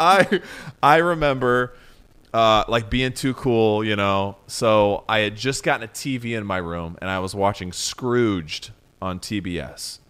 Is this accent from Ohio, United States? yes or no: yes; Southeastern Ohio, United States; I'm from Southeastern Ohio